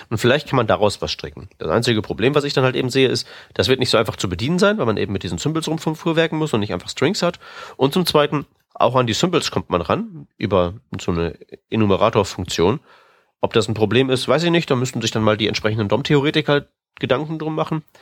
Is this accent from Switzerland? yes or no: no; Austria; Und das als Österreicher.